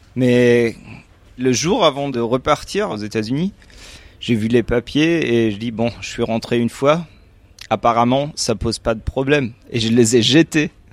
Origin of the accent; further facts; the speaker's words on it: Germany; French is a second language; je suis allemand, euh, j'ai 31 ans